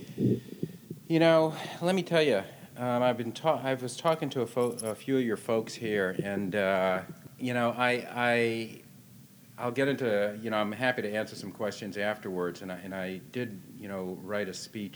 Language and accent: English; Boston, Massachusetts, United States; also born or lived in Manhattan, New York / California; now in Washington, United States; I was in Boston, you know, went to law school there and kind of grew up there as a kid before I went to California